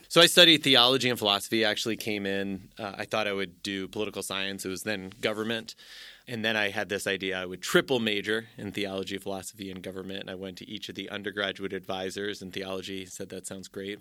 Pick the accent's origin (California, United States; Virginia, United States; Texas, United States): California, United States; Orange County, Southern; moved away as an adult; also born or lived in Nutley, New Jersey / Tennessee; now in Notre Dame, United States; I grew up in Southern California, Orange County, moved there, uh, just before I turned nine years old, stayed there through high school